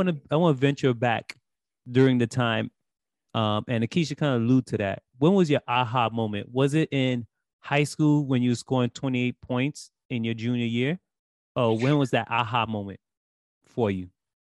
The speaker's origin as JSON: {"language": "English", "town": "New York City", "region": "New York", "country": "United States", "said": "I'm from Brooklyn."}